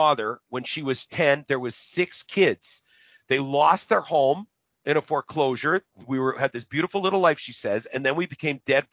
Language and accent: English; Winnipeg, Manitoba, Canada; I came from the North End